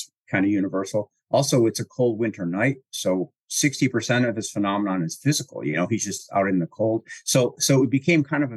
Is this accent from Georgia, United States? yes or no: no; Chicago, Illinois, United States; accent: Chicago; my Chicago accent